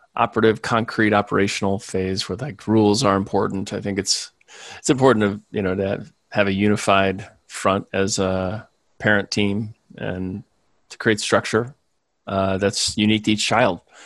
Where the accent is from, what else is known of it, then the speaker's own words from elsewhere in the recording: Chicago, Illinois, United States; also born or lived in Springfield, Illinois; most of my childhood and school years were in the Chicago suburbs